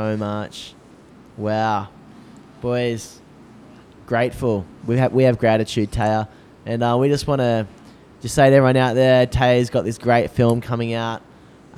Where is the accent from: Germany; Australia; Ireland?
Australia; accent: Aussie; my Aussie accent